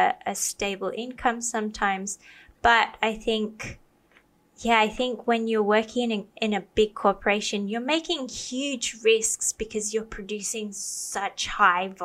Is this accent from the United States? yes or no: no; Australia; I grew up in Australia